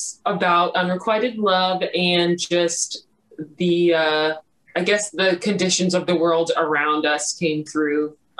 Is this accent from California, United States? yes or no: no; Florida, United States; now in Los Angeles, United States; So I'm originally from Florida.